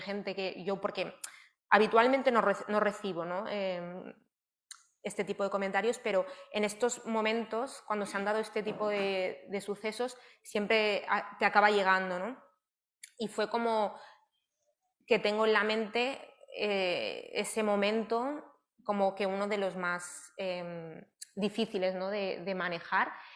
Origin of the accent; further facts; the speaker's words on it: Barcelona, Catalonia, Spain; Yo soy de Barcelona, eh, nací en Barcelona